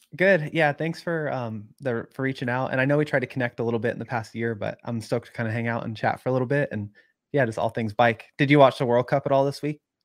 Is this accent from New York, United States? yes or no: no; Chico, California, United States; I grew up in Chico, it's just lava cap everywhere